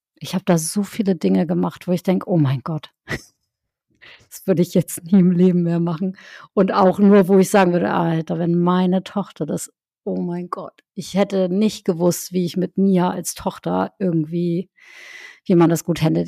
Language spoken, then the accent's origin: German; Northern Germany, Germany; Ich bin ja in, im Norddeutschland aufgewachsen